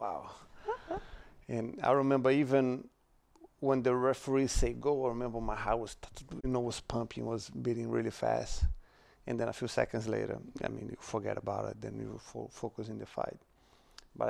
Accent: Brazil; born or raised there; moved away

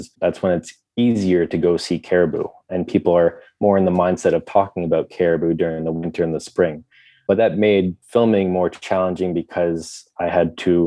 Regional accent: Ottawa, Ontario, Canada; I grew up in Ottawa.

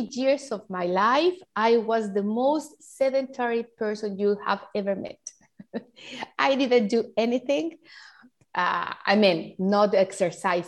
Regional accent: Mexico; English is a second language; I'm from Mexico. I live in Cancun.

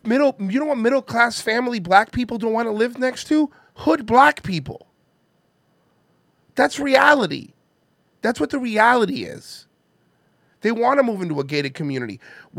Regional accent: India; Let me tell you. I'm Indian. My parents weren't happy about it.

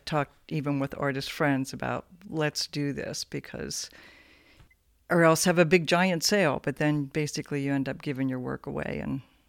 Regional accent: Sharpsville, Pennsylvania, United States; also born or lived in New Castle, Pennsylvania; Newcastle, Pennsylvania. For 7 years, and then Sharpsville, Pennsylvania, north of Pittsburgh, western PA.

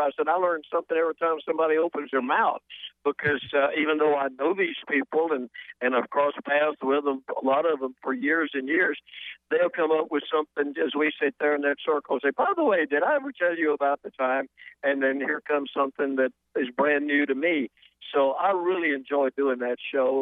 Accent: Atlanta, Georgia, United States; moved away; also born or lived in South Carolina; I grew up in Atlanta, spent most of my growing up years around there

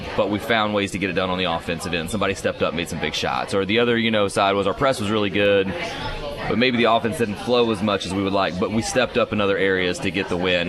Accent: Indiana, United States; moved away; I grew up in Indiana

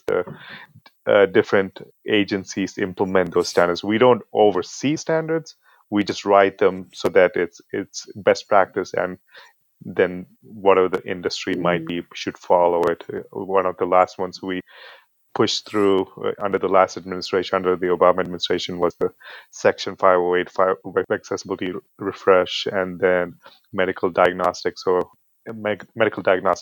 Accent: United Arab Emirates; moved away as an adult; also born or lived in India; now in United States; I'm originally from India. I was born in India. I grew up in the United Arab Emirates and then came to the U.S. as an international student and then stuck around.

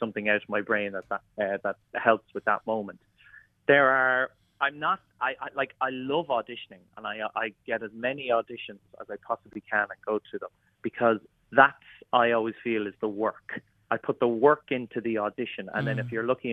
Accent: Kilmessan, County Meath, Ireland; moved away; my local village in Kilmessan

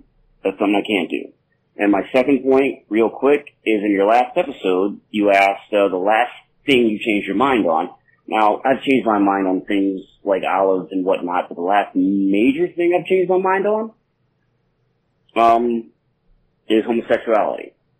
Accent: Detroit, Michigan, United States; I'm from Detroit.

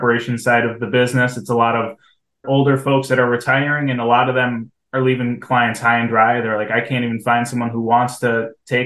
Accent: Webster, New York, United States; I grew up in Webster. Went to Webster Thomas High School.

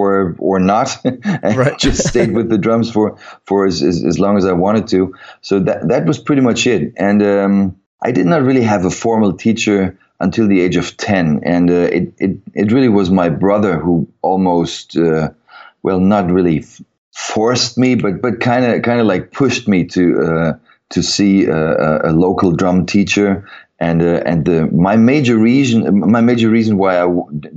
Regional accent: Frankfurt, Hesse, Germany; in pretty much southern part of Germany, Frankfurt area

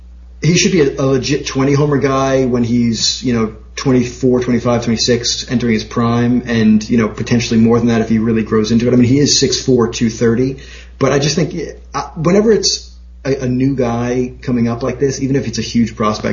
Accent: Long Island, New York, United States; accent: Long Island; my Long Island accent

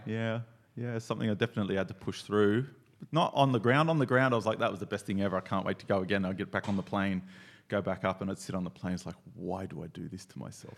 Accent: Australia; I'm from Australia

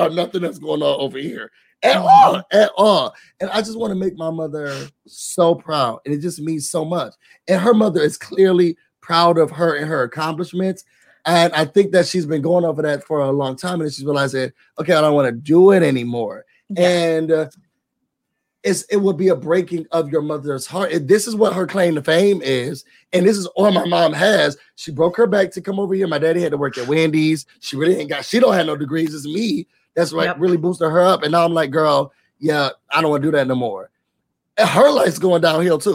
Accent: Rochester, New York, United States; moved away; back where I'm from in Rochester

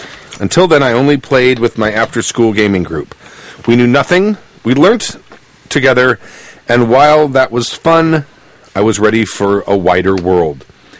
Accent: United Kingdom; A little background first. I'm a Brit.

